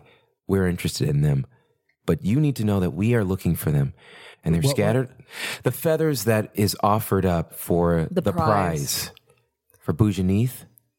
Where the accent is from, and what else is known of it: Columbus, Ohio, United States